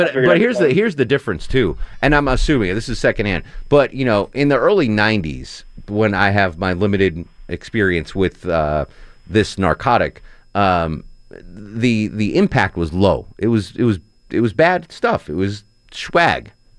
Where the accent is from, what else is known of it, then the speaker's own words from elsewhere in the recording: Whitefish, Montana, United States; I grew up in Whitefish. I hate to see that.